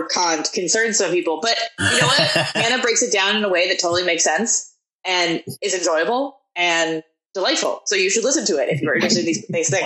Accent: Portland, Oregon, United States; I come from like I'm from Portland

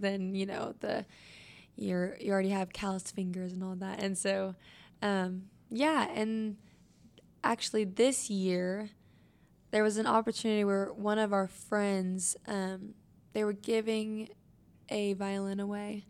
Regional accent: Wichita, Kansas, United States; I was born and raised in Wichita, Kansas

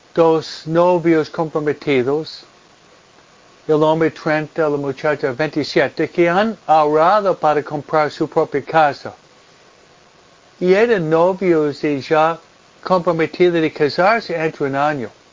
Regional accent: East Coast, United States; also born or lived in Pennsylvania, near Philadelphia; now in Hawaiian Gardens, United States; la costa este de donde vengo yo

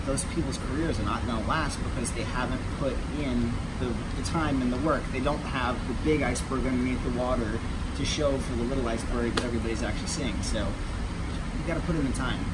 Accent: Kentucky, United States; now in New York, United States; I'm originally from Kentucky, but lived in New York for well over a decade at this point, so I consider myself a New Yorker

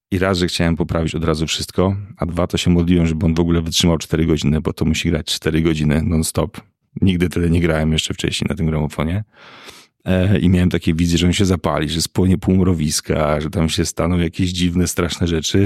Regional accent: Piekary Śląskie, Silesian Voivodeship, Poland; born or raised there

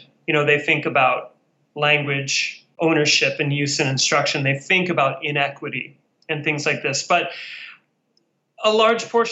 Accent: near Seattle, Washington, United States; moved away as an adult; now in Japan; My hometown is near Seattle.

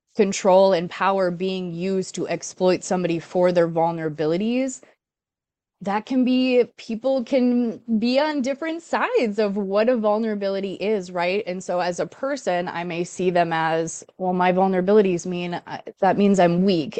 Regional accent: Duluth, Minnesota, United States; I'm from Duluth

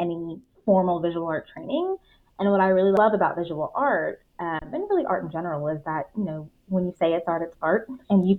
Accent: Houston, Texas, United States; moved away as an adult; now in Kansas City, United States; I grew up in Houston

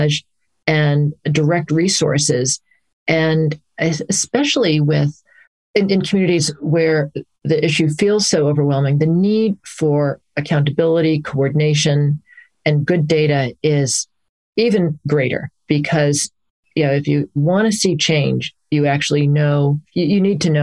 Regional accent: Hartford, Connecticut, United States; moved away as an adult; also born or lived in Amherst, Massachusetts / New York City; I grew up in the Hartford, Connecticut area

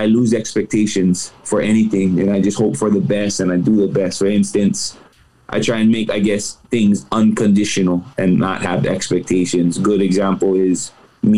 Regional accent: Hawaii, United States; Being Hawaiian

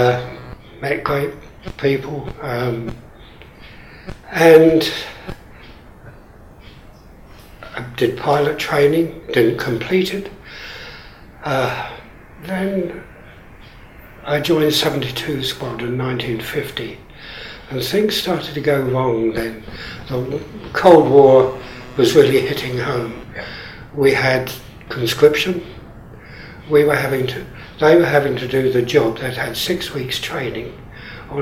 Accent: Hertford, East of England, United Kingdom; moved away as an adult; now in New Zealand; I was born in Hartford. I went to the normal infant school and the intermediate school

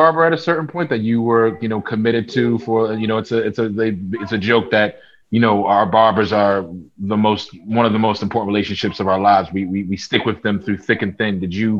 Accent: Philadelphia, Pennsylvania, United States; because I grew up there. I went to Lamberton

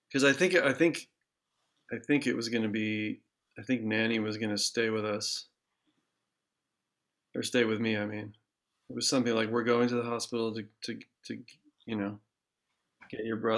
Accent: Ann Arbor, Michigan, United States; Because I was born in Ann Arbor, but I don't remember. But then we moved out of Ann Arbor. I don't remember any of that. And then we moved back when I was 2

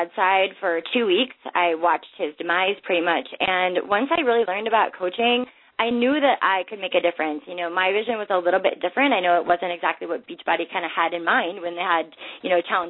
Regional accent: Minnesota, United States; I grew up in Minnesota, so I was surrounded by hockey

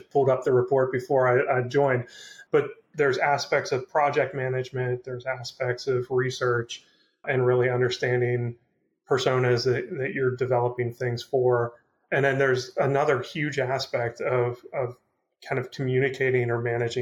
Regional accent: Pittsburgh, Pennsylvania, United States; I'm from Pittsburgh and they gave me the opportunity to get back here and be closer to family

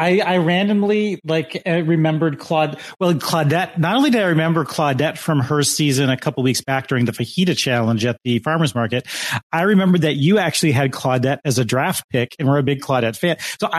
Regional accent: Lake Michigan, Midwest, United States; I have gone fishing growing up on Lake Michigan.

